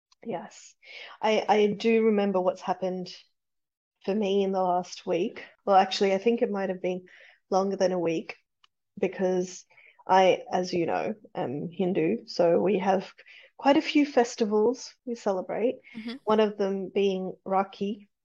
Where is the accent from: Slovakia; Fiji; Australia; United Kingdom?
Fiji; And I feel like all the proper Indians will come out, and Fijian Indians, which I'm Fijian Indian, but will come out and say my pronunciation is terrible.